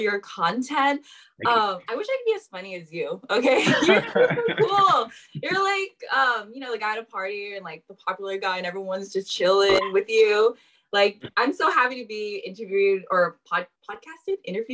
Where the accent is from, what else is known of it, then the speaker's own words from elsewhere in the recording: San Jose, California, United States; I'm from San Jose, the Bay Area. I grew up most of my life here